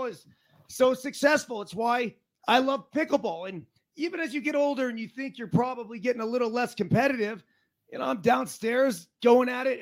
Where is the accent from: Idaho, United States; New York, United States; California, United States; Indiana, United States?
California, United States; Portola Valley; my hometown, Portola Valley, Menlo Park, Palo Alto area